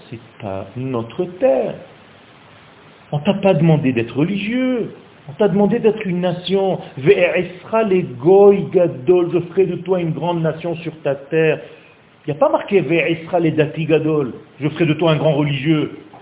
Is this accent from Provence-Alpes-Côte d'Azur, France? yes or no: yes; Nice, Provence-Alpes-Côte d'Azur, France; moved away as an adult; now in Israel; c'est un ami d'enfance en fait, on a grandi ensemble à Nice